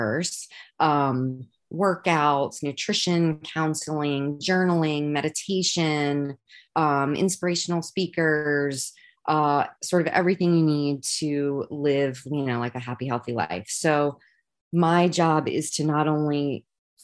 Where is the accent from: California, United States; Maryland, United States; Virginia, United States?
Virginia, United States; moved away as an adult; now in New York City, United States; I grew up in Virginia